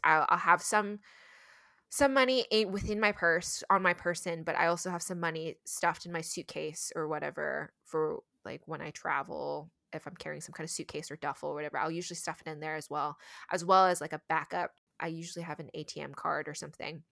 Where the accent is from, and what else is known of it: United States